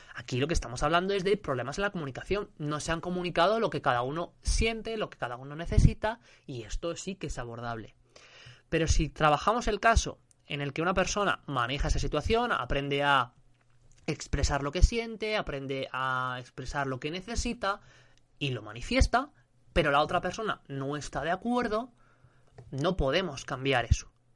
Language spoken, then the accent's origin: Spanish; Spain; yo soy de España